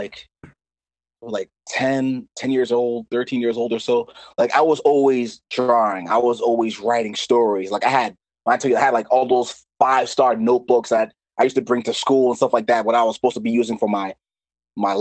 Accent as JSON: {"language": "English", "town": "Lowell", "region": "Massachusetts", "country": "United States", "tie": "born or raised there", "said": "I was born and raised in Lowell, Massachusetts."}